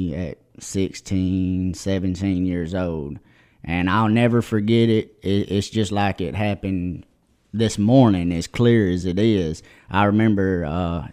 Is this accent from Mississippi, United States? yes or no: yes; Jumpertown, Mississippi, United States; I'm from Jumpertown, Mississippi